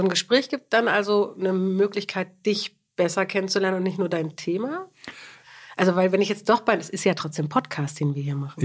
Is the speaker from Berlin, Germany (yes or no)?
yes; Berlin, Germany; moved away as an adult; now in Hamburg, Germany; ich bin Berliner